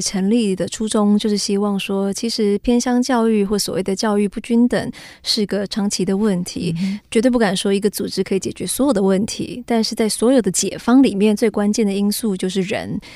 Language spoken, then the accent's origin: Chinese; Taiwan; 我们台湾人非常有爱心